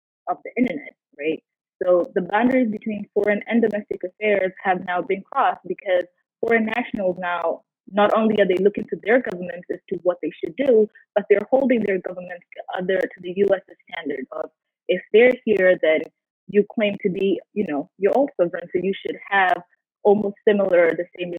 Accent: Kenya; now in United States; my home country, which is Kenya

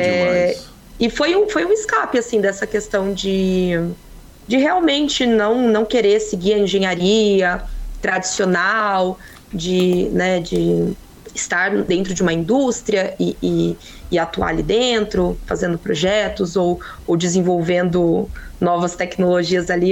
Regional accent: Ourinhos, São Paulo, Brazil; Eu sou de Ourinhos, interior de São Paulo

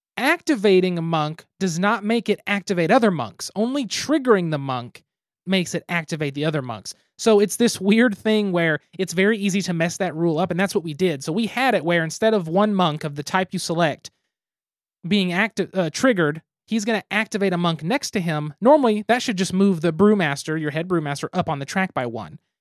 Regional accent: United States; we are American

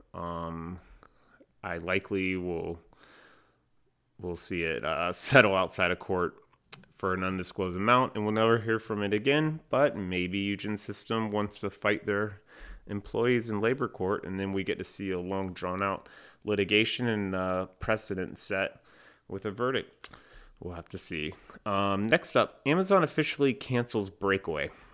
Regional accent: North Carolina, United States; North Carolina, my home state

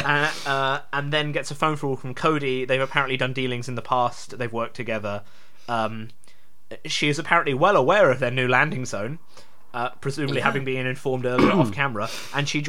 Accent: England, United Kingdom; we're English

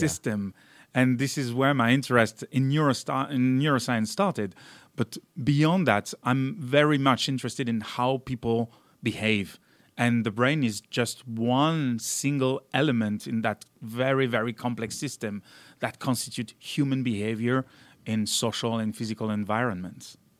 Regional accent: south of France near Avignon, Provence-Alpes-Côte d'Azur, France; moved away as an adult; also born or lived in Valence, France / Marseille, France / Cincinnati, United States; I was born in Valence, which is more or less in the middle of France, but, uh, really grew up in the south of France near Avignon.

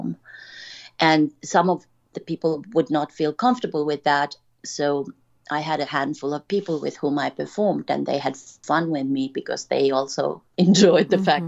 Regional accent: Finland; moved away; this is a story of a little Finnish girl. I'm from Finland.

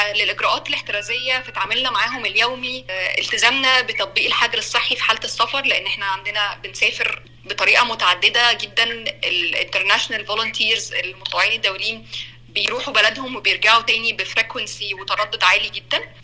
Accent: Egypt; moved away as an adult; also born or lived in Cairo; now in South Sudan; انا من مصر

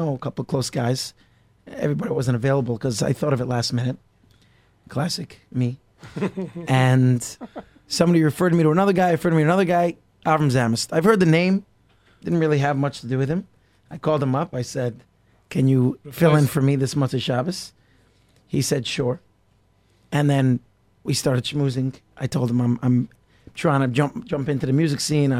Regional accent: United States; also born or lived in Israel; As an American living there

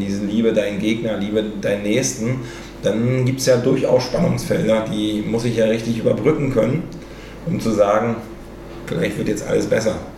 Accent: the East, eastern Germany, Germany; komme ja aus dem Osten

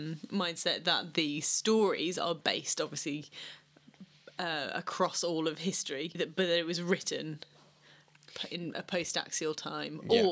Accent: England, United Kingdom; as English people

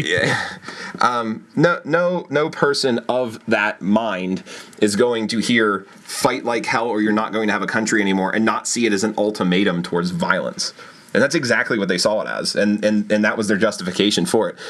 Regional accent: Pennsylvania, United States; proud to be a Pennsylvanian

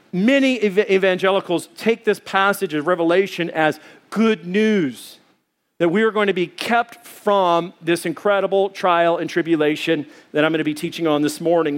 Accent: Arkansas, United States; now in Arizona, United States; I come from Arkansas, and there's Blanchard Springs there

